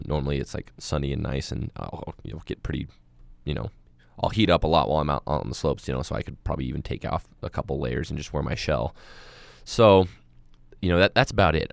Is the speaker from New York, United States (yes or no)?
no; Moab, Utah, United States; I was born and raised in Moab, and I'm a desert rat